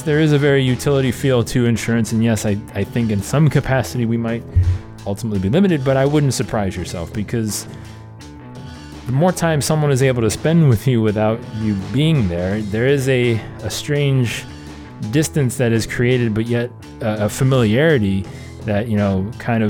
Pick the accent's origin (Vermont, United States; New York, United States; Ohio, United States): Ohio, United States; Cleveland; Cleveland, my hometown